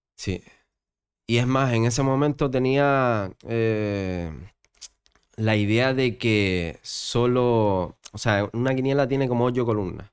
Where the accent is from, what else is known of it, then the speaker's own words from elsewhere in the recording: Gran Canaria, Canary Islands, Spain; also born or lived in Fuerteventura; yo nací aquí en Gran Canaria, entonces me voy a Gran Canaria porque siempre quise estar aquí